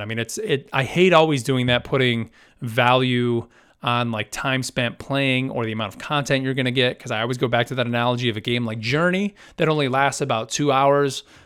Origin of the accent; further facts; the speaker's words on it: United States; as an American